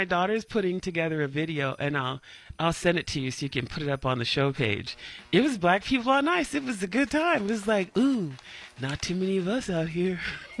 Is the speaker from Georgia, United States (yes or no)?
no; California, United States; We didn't grow up with ice rinks, and I grew up in California.